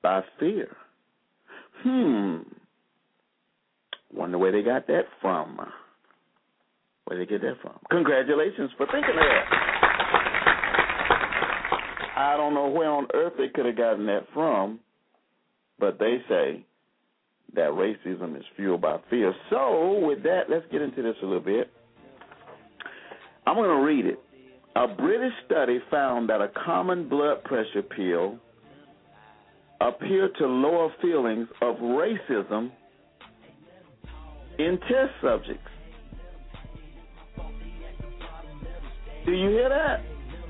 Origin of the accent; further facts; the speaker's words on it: Selma, Alabama, United States; Growing up in Selma, Alabama, which is my hometown